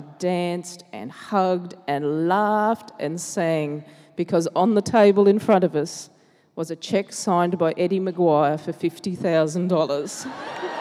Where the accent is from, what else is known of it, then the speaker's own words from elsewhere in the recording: Logan, Queensland, Australia; growing up in Logan